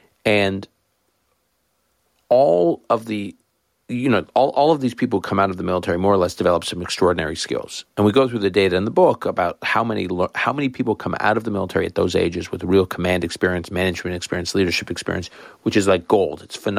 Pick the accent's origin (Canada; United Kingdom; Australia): Canada; I grew up effectively in Canada, which is a smallish country, I guess now medium-sized country.